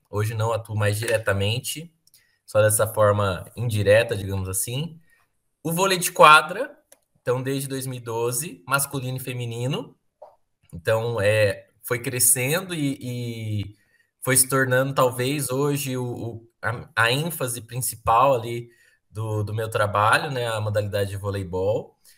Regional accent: Alfenas, Minas Gerais, Brazil; also born or lived in Muzambinho; Aí eu foi criado numa cidade aqui que Alfenas

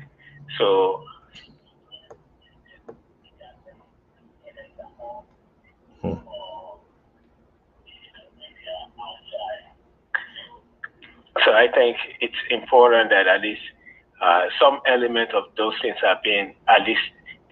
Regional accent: Nigeria; now in Michigan, United States; I grew up in West Africa, Nigeria

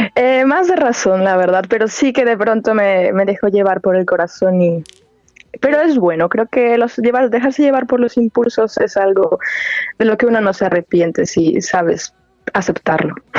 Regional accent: La Piedad, Michoacán, Mexico; moved away as an adult; now in Germany; yo soy de La Piedad, Michoacán, de México

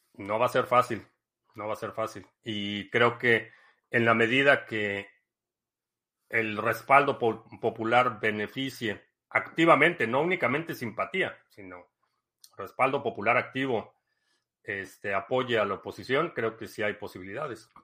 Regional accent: Mexico City, Mexico; me considero chilango

